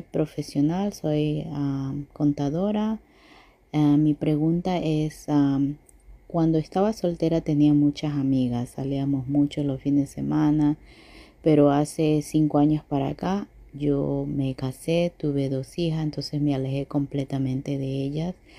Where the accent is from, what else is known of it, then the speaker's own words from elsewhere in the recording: Ecuador; also born or lived in Sonoma County, California; now in California, United States; soy de Ecuador, vivo en California, Sonoma County específicamente.